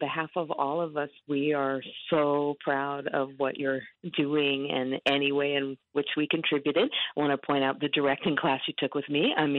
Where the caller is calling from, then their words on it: Honolulu, Hawaii, United States; I'm calling from the University of Hawaii at Manoa, where I'm still a professor.